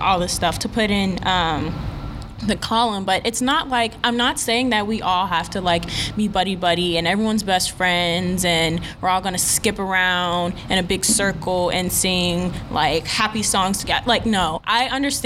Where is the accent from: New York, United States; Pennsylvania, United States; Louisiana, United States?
New York, United States; moved away as an adult; now in Texas, United States; I'm from New York